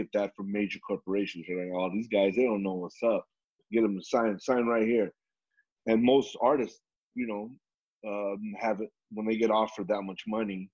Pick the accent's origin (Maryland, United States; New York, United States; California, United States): California, United States; Southern; we were raised in Southern California